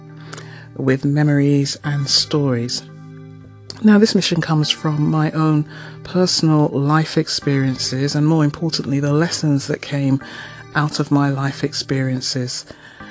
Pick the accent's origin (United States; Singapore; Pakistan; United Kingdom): United Kingdom; London; moved away as an adult; now in Toronto, Canada; I am a Londoner